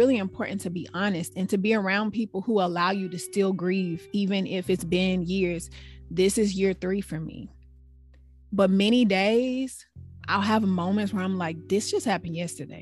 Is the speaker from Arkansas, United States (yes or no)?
yes; Arkansas, United States; moved away as an adult; now in Washington, United States; We're all from Arkansas